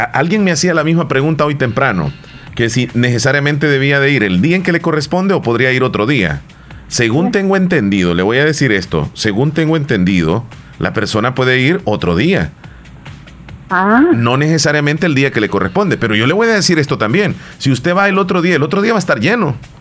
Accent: El Salvador; nosotros los salvadoreños

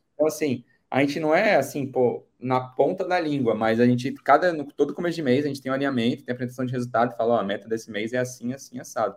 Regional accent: Brasília, Federal District, Brazil; Sou de Brasília, Distrito Federal

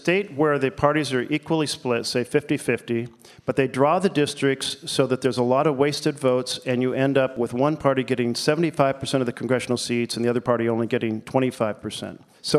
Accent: Myrtle Creek, Oregon, United States; also born or lived in Portland, Oregon; I'm a blue-collar kid from Myrtle Creek, Oregon, where I spent first grade.

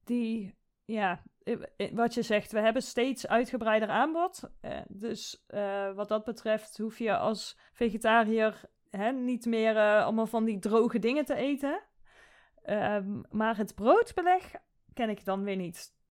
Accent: Netherlands; also born or lived in Sweden

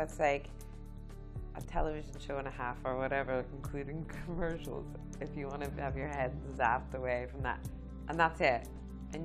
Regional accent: United States; moved away as an adult; now in Northern Ireland, United Kingdom; I'm from America

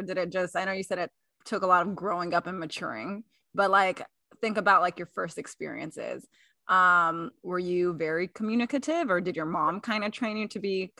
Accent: the South, United States; Even growing up in the South, some of my mentors would say, well … you got to do X, Y, and Z to keep a man

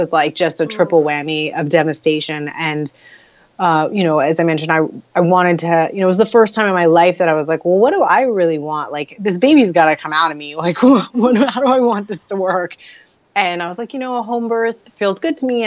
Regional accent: Los Angeles, California, United States; I'm born and raised in Los Angeles

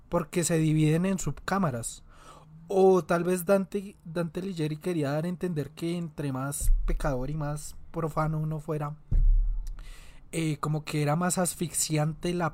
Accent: Antioquia, Colombia; yo soy de Antioquia.

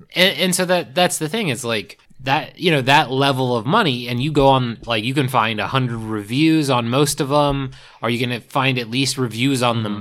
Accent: East Coast, United States; I grew up on the East Coast

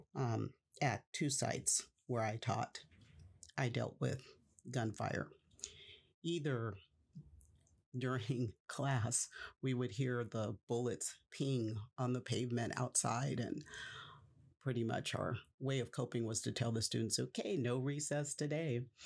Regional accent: Stockton, California, United States; Stockton, California is my hometown. I was born there, I was raised there, and I spent the vast majority of my life there in Stockton.

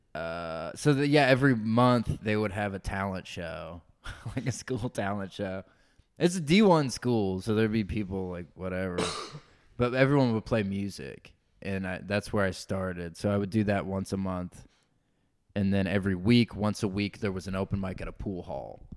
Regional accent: Forsyth County, North Georgia, United States; moved away as an adult; also born or lived in Illinois / Atlanta / Idaho; now in Austin, United States; I was born in Illinois, so I, I was born in Illinois. So my whole family's from Illinois, but I only lived there till I was like four years old. So I ah. spent my whole life in Georgia

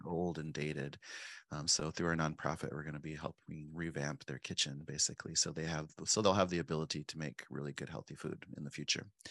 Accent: Pine Ridge, South Dakota, United States; moved away as an adult; also born or lived in Spearfish, South Dakota / Mexico / Montana; now in Minneapolis, United States; I was born and raised on Pine Ridge Reservation, and I moved to Spearfish, um, before high school

